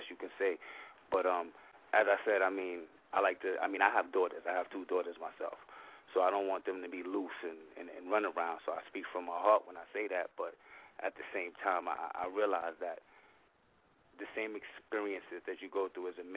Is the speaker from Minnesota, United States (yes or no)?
no; New York City, New York, United States; I'm from New York City.